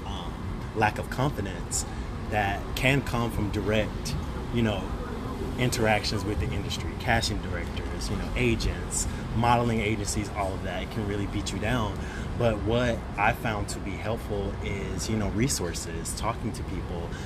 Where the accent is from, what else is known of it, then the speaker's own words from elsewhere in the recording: Birmingham, Alabama, United States; now in New York City, United States; I am originally from Birmingham, Alabama, been in New York for about ten years